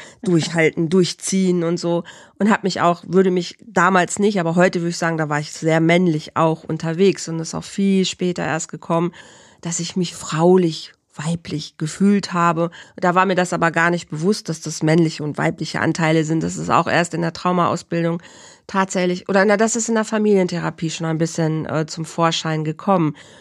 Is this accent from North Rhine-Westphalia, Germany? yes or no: yes; Bielefeld, North Rhine-Westphalia, Germany; in Bielefeld, in meiner Heimat